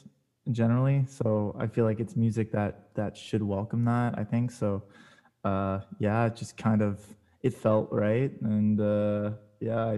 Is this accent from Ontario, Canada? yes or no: no; Montreal, Quebec, Canada; also born or lived in Toronto, Canada; I played drums growing up, and then I moved here from Toronto to Montreal, and I was went to like high school here